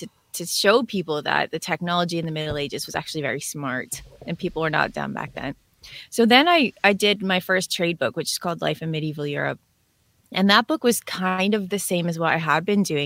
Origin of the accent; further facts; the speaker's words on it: Northern Ontario, Canada; now in Southern Ontario near Toronto, Canada; I was born in the middle of Ontario. I grew up in Northern Ontario, and now I'm living in Southern Ontario near Toronto.